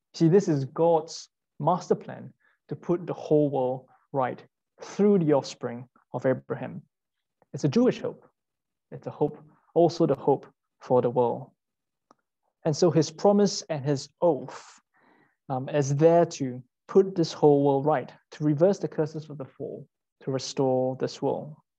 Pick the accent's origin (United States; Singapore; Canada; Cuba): Singapore; moved away as an adult; now in London, United Kingdom; I'm Singaporean